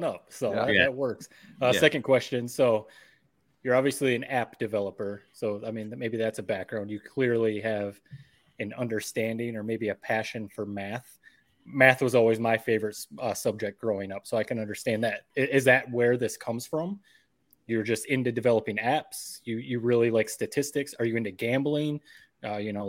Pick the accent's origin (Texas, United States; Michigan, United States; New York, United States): Michigan, United States; we're all from Corona and mid-Michigan